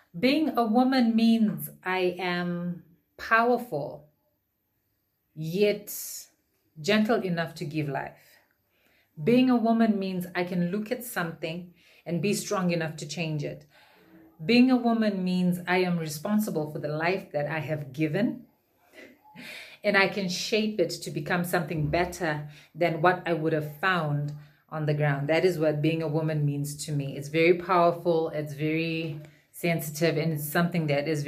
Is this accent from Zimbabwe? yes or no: yes; Harare, Zimbabwe; I'm from Harare, Zimbabwe